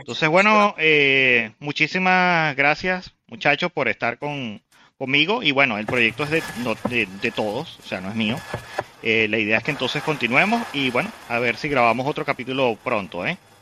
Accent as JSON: {"language": "Spanish", "country": "Venezuela", "said": "somos de Venezuela"}